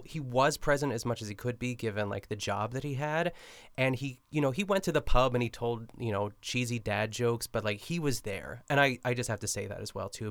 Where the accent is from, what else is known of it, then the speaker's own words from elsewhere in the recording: Pittsburgh, Pennsylvania, United States; moved away; I'm still in Pittsburgh